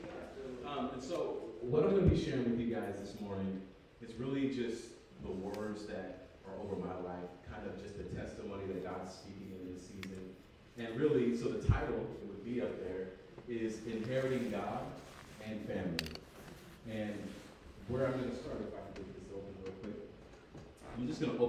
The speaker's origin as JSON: {"language": "English", "town": "Berkeley", "region": "California", "country": "United States", "tie": "born or raised there", "moved": "as an adult", "said": "I'm originally from Berkeley, California. That's where I was born."}